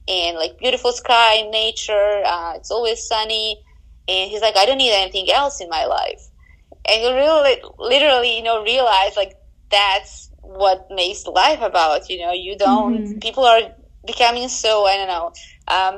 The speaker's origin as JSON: {"language": "English", "country": "Bosnia & Herzegovina", "tie": "born or raised there", "moved": "as an adult", "lives_now": "Vienna, Austria", "said": "I grew up in Bosnia and Herzegovina, which is by car about 6 hours from Vienna."}